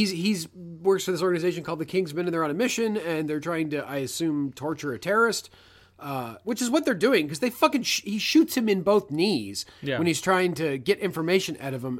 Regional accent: South East England, United Kingdom; accent: British; Yeah, I'm actually from Surrey. I don't know if that's what people from Surrey sound like at all.

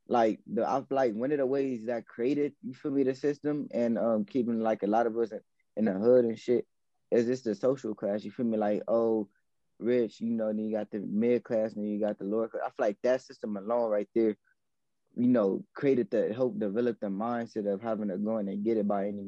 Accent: Los Angeles, California, United States; I'm from L.A., I'm from Watts

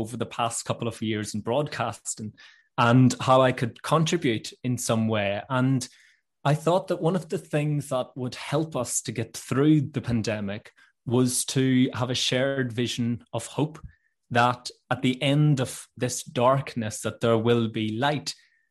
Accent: Northern Ireland, United Kingdom; moved away as an adult; now in London, United Kingdom; I grew up in this gorgeous little village at the foot of the mountains in Northern Ireland

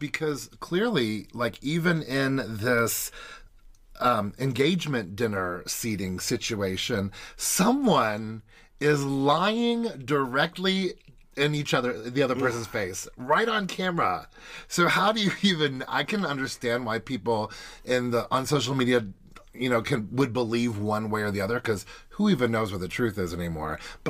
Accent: Kentucky, United States; moved away; also born or lived in South Carolina; in Kentucky, where I grew up

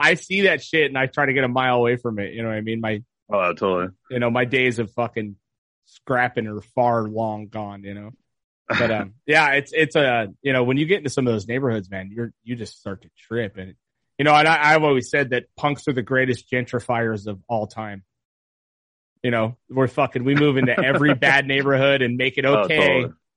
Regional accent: Ventura, California, United States; Montalvo is not the most dangerous fucking neighborhood

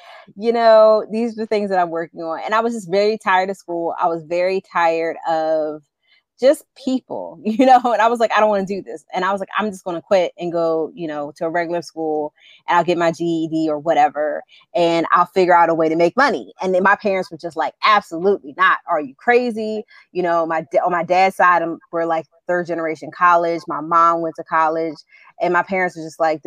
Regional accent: Philadelphia, Pennsylvania, United States; also born or lived in Central Jersey; I was born in Central Jersey and raised in Philadelphia, raised in the Mount Airy section of the city.

